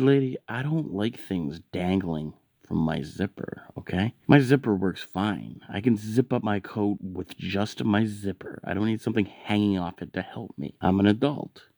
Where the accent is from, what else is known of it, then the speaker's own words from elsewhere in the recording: Canada; I'm Canadian